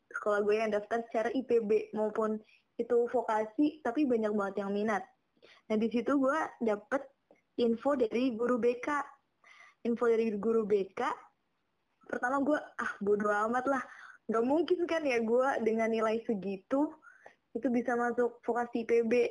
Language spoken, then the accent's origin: Indonesian; Kebumen, Central Java, Indonesia; karena gue dari Kebumen ya. Itu tuh Kebumen asal lo tau tuh Kebumen tuh kabupaten termiskin di Jawa Tengah.